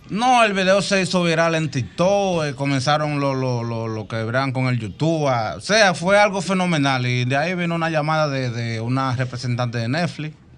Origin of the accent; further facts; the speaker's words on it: Cotuí, Sánchez Ramírez, Dominican Republic; moved away; Nosotros somos de Cotuí